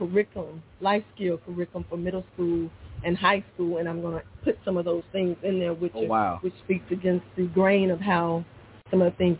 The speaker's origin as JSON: {"language": "English", "region": "North Carolina", "country": "United States", "tie": "born or raised there", "said": "Born and raised in North Carolina, I have two sisters. I'm the middle child."}